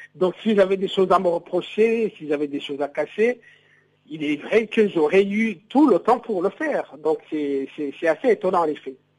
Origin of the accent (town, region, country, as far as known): Burundi